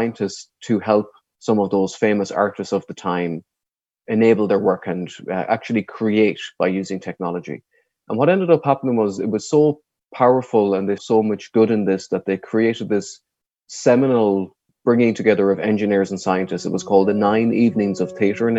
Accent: Ireland; now in United States; I'm an Irish person who lives in the US

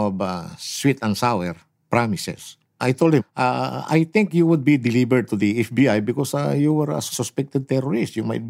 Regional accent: Bugallon, Pangasinan, Philippines; my hometown, named Bugalyon.

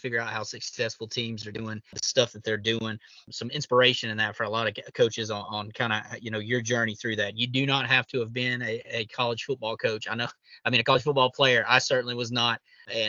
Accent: Georgia, United States; I'm from Georgia and coaching in Georgia right now.

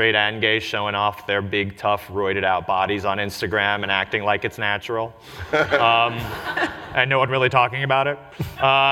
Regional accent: New York City, New York, United States; I grew up in New York City, was born in Forest Hills

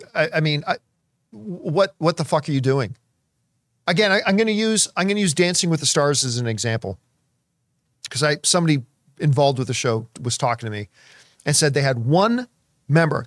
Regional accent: Hamilton, Ontario, Canada; moved away as an adult; now in Los Angeles, United States; that's my hometown, the Hammer

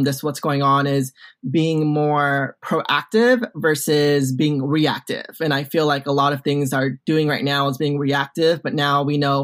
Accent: Orange County, California, United States; I'm from Orange County. I'm from the OC. I'm born and raised

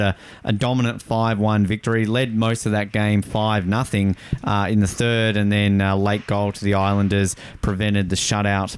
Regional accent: Tasmania, Australia; an Australian who grew up on a staple diet of the Mighty Ducks movies

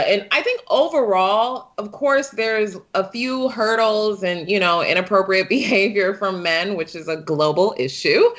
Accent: Detroit, Michigan, United States; I was born and raised in Detroit

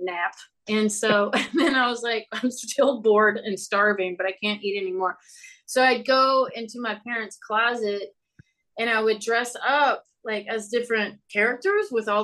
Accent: Louisville, Kentucky, United States; I was born in Louisville, Kentucky

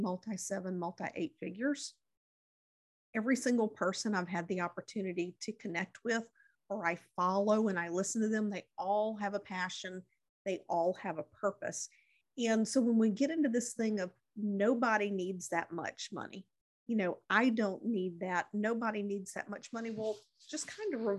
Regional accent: Mississippi, United States; in my hometown

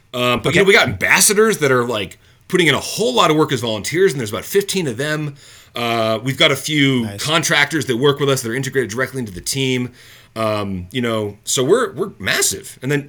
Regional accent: United States; moved away as an adult; now in Edmonton, Canada; I am American. I moved to Canada and I live in Edmonton because I love this city.

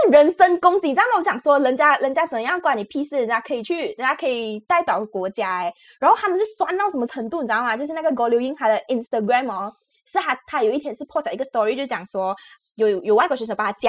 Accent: Malaysia; now in Taiwan; 因为我们大家都知道我们是马来西亚人，然后来到台湾这件事情嘛

